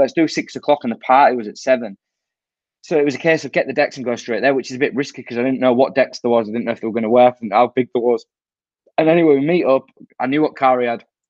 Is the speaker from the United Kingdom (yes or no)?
yes; Hull, Yorkshire and the Humber, United Kingdom; I'm from Hull